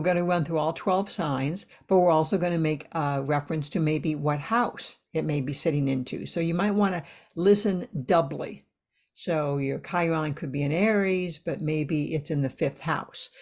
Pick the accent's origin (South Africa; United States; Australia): United States; I'm, I'm from the States